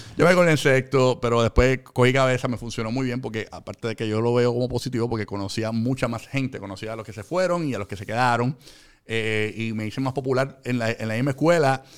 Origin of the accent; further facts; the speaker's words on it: Puerto Rico; also born or lived in Carolina, Puerto Rico / Fajardo, Puerto Rico; en un momento dado nos mudamos a Fajardo por la economía, de que era más económico vivir en, allá que vivir en el área metropolitana. Nos mudamos de Carolina a Fajardo